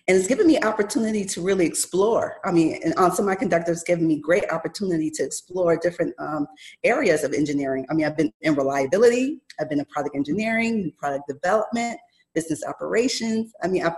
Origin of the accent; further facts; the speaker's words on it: Buffalo, New York, United States; moved away as an adult; also born or lived in Rochester, New York; now in Arizona, United States; I'm from Buffalo, New York